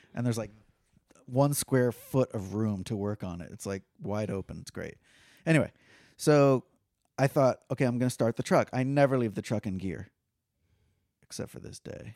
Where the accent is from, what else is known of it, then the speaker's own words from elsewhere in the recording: Fort Lauderdale, Florida, United States; I grew up in Fort Lauderdale